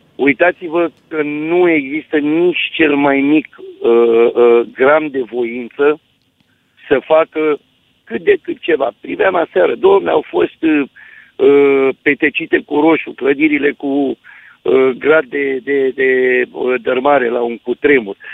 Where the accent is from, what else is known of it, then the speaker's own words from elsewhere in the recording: Târgu Jiu, Gorj, Romania; sunt din Târgu Jiu, locuiesc în Târgu Jiu